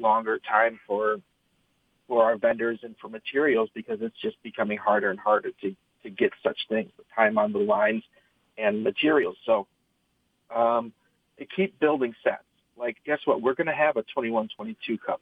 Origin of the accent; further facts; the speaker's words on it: East Lansing, Michigan, United States; I was born and raised in East Lansing, uh, literally like a mile from campus